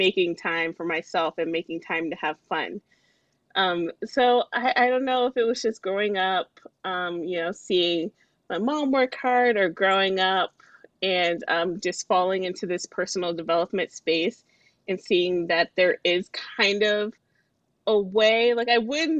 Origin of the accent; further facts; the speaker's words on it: Alexandria, Virginia, United States; I am from Alexandria, Virginia. I grew up here, which is right outside the D.C. area